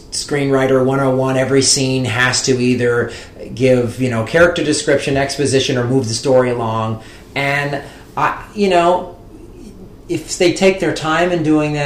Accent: Midwest, United States; moved away as an adult; also born or lived in Arizona; I grew up in the Midwest, which is a sort of traditional, and I went to college in Arizona

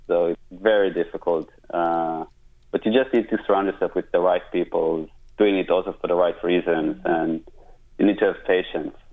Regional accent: Israel; moved away as an adult; now in United States; I'm from Israel originally

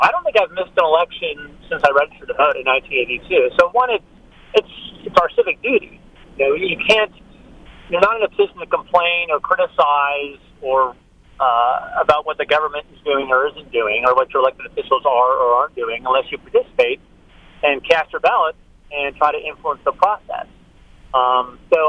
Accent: Orange County, California, United States; I was born and raised in Orange County

